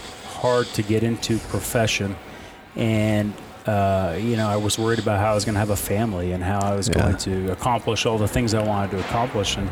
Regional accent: Vermont, United States; moved away; Growing up in Vermont

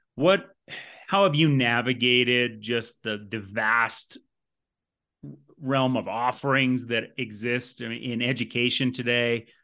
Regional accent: Vermont, United States; moved away; I came from Vermont. You may not know that. And there wasn't a lot of strength and conditioning, uh, in the state growing up

